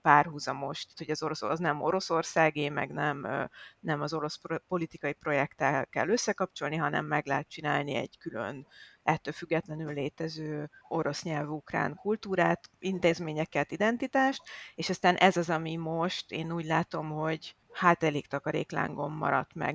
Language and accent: Hungarian; Hungary; moved away; also born or lived in Ukraine; magyar vagyok